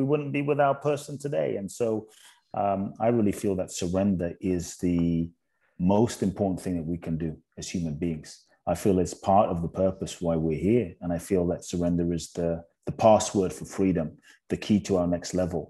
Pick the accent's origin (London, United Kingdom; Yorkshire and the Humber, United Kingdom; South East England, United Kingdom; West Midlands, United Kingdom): London, United Kingdom; also born or lived in Ghana; I was born in Ghana, West Africa. So my father is from Ghana. My mother's Japanese. I grew up in London.